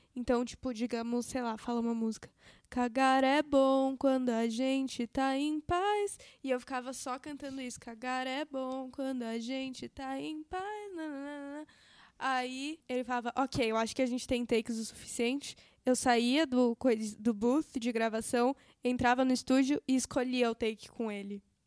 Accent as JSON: {"language": "Portuguese", "region": "São Paulo", "country": "Brazil", "also_born_or_lived": "United States", "accent": "paulistano"}